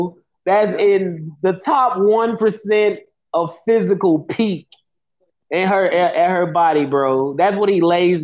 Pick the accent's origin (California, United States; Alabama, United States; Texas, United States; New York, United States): Alabama, United States; Birmingham; I was a kid from Birmingham that was raised in gang culture